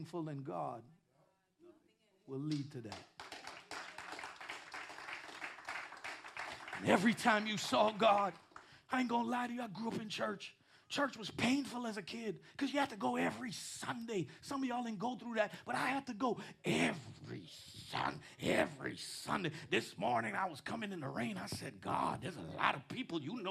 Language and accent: English; New York City, New York, United States; I'm from Queens too